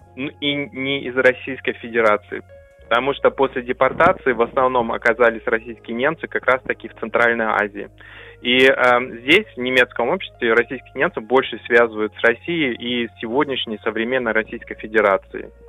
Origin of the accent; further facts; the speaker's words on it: Temirtau, Karaganda Region, Kazakhstan; now in Berlin, Germany; Я сам родился в Казахской ССР в 1981 году эм, в Караганинской области, в городе Тимиртау